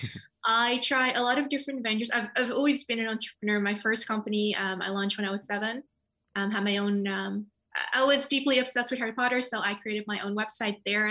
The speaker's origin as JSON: {"language": "English", "country": "Netherlands", "tie": "born or raised there", "also_born_or_lived": "Nepal", "said": "We moved to the Netherlands when I was very young, so I pretty much grew up here"}